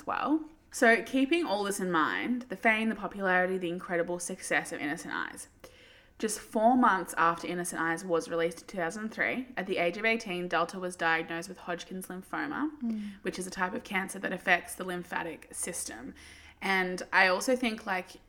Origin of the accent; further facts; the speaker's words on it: Australia; growing up in Australia is a unique experience.